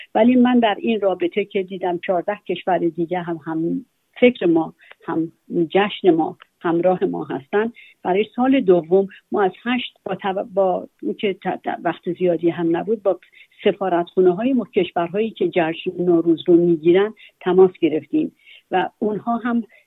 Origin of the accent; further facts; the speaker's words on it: Iran; now in Sydney, Australia; من به عنوان یک ایرانی